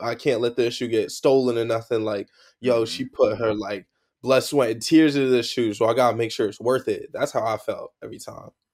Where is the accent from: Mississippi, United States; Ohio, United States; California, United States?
California, United States; now in New Jersey, United States; I grew up in California